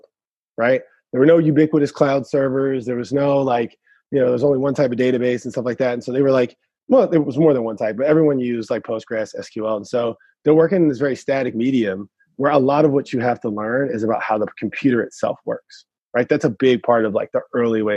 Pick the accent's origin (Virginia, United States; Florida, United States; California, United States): California, United States; the Bay Area; moved away; I'm from the Bay. So I grew up with a bunch of hackers too